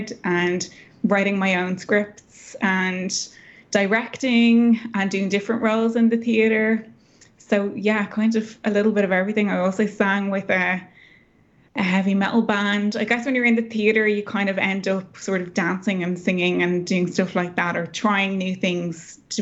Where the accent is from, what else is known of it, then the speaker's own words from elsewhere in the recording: Dublin, Leinster, Ireland; also born or lived in rural Ireland; So I grew up in Dublin, but we moved as a family out to the countryside when I was about 11 or 12 years old, into a really remote part of the Irish countryside.